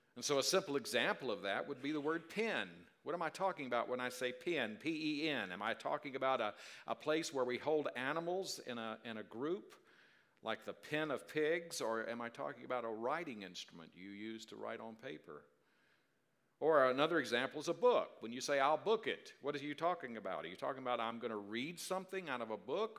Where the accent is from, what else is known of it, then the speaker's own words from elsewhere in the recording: South Carolina, United States; the way I grew up in South Carolina